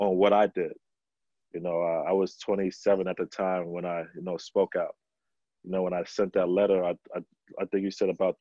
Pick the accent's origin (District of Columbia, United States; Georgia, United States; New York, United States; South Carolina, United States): New York, United States; New York City; growing up in New York City in the playgrounds